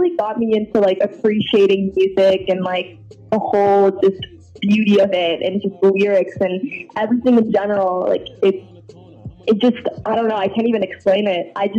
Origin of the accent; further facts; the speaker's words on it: Toronto, Ontario, Canada; Yes, I am.